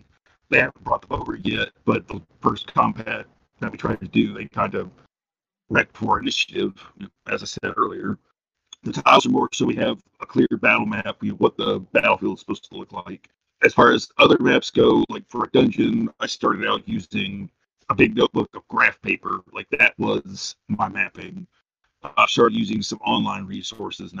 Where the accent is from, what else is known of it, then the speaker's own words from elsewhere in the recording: Lebanon, United States; moved away; The closest game shop to me was about an hour away in my hometown of Lebanon